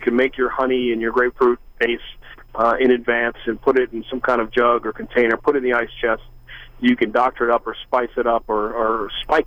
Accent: Louisiana, United States; I'm from Louisiana

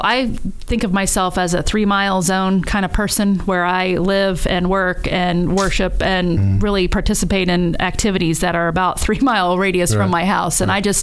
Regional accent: Indiana, United States; moved away as an adult; now in Dayton, United States; I'm not from here. I'm from Indiana.

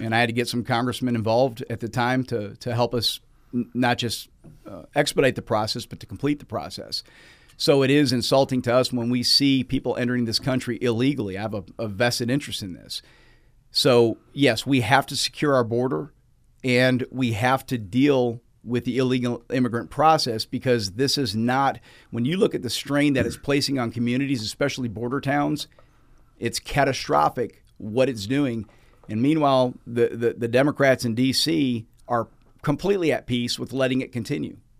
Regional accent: Walton County, Georgia, United States; I'm from Walton County

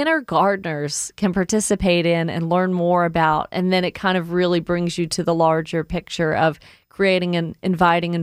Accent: Woodstock, Georgia, United States; I grew up in Woodstock, and my parents were always gardening.

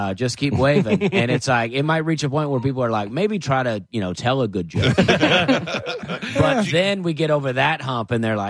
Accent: Alabama, United States; moved away as an adult; now in Nashville, United States; I live there. You know, I grew up in Alabama and lived there.

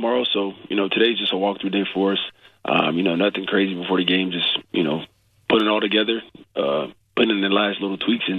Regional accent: Prattville, Alabama, United States; moved away; Prattville, Alabama.

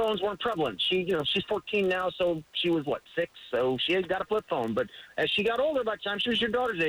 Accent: Buffalo, New York, United States; I'm from Buffalo.

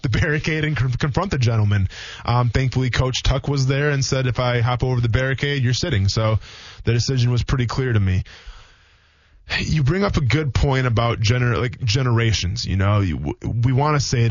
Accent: Wisconsin, United States; moved away; a lot of people that I grew up with in Wisconsin, where I came from

